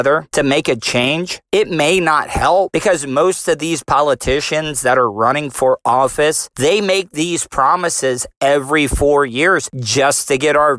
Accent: United States; I am proud to be an American

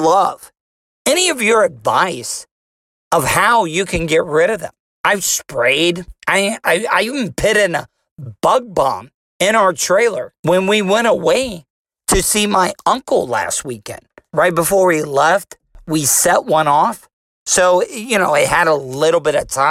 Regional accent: DeLeon Springs, Florida, United States; I'm a Florida cracker. I was raised in DeLeon Springs, Florida. I've been in the state of Florida my whole entire life

